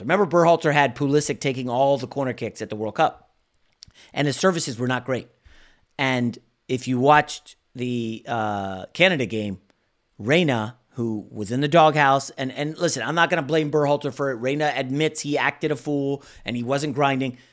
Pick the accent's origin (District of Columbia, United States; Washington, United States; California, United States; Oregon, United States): District of Columbia, United States; Washington; also born or lived in New York; I grew up in the D C area.